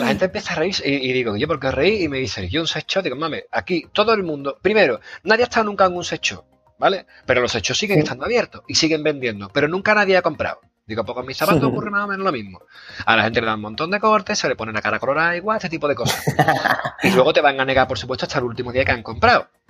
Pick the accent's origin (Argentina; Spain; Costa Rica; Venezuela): Spain; Seville, Andalusia; accent: Sevillano; mi acento sevillano